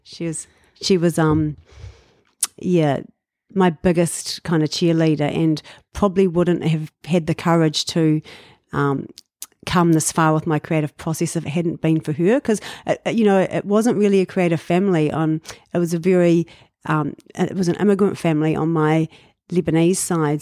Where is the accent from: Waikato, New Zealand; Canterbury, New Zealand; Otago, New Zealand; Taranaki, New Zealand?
Otago, New Zealand; Dunedin; moved away as an adult; now in Auckland, New Zealand; I was born in Dunedin